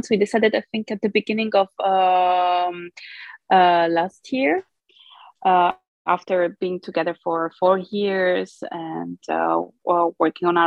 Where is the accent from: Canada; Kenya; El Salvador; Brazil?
Brazil; born there; English is a second language; So, I am um, Italo Brazilian. Um, I was born in Brazil, but um, I was adopted by an Italian family. Uh, so, I always say that I'm genetically Brazilian, but culturally Italian